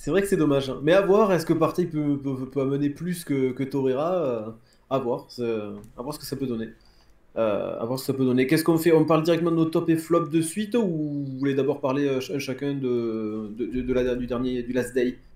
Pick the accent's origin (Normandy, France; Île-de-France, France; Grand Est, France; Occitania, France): Occitania, France; Toulouse; ça me fait plaisir hein, en tant que Toulousain de les voir patauger un petit peu.